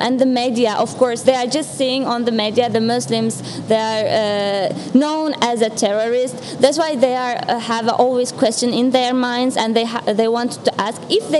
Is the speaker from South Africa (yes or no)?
no; Turkey; English is a second language; moved away as an adult; now in Warsaw, Poland; I have a Turkish citizenship